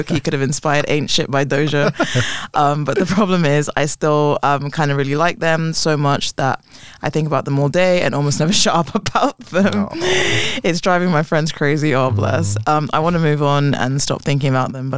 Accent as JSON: {"language": "English", "region": "England", "country": "United Kingdom", "said": "I hate being English"}